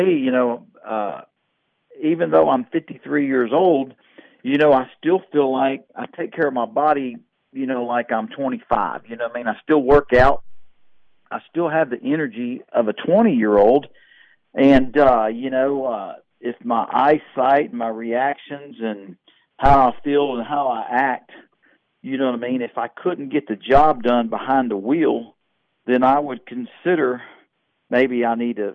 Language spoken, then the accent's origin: English; Houston, Texas, United States; growing up in Houston, Texas